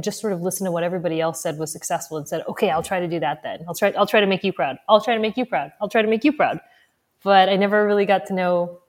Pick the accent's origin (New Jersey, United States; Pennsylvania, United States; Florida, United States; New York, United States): New Jersey, United States; also born or lived in Missouri / Texas; I was born in Missouri. Lived there a couple of years and then grew up largely between New Jersey and Texas. So whenever people are like, where are you from? I'm like, Missouri.